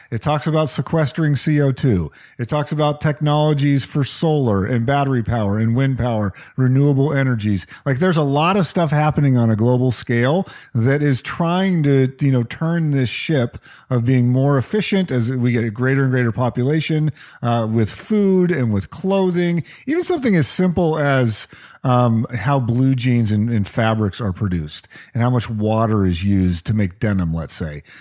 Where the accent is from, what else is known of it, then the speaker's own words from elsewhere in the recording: New Mexico, United States; now in Seattle, United States; growing up in New Mexico